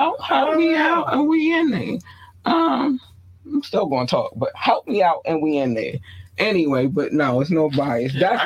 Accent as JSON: {"language": "English", "town": "Baltimore", "region": "Maryland", "country": "United States", "tie": "born or raised there", "also_born_or_lived": "North Carolina", "said": "I was not born in Baltimore. I've been raised in Baltimore. North Carolina birthed me, Baltimore raised me."}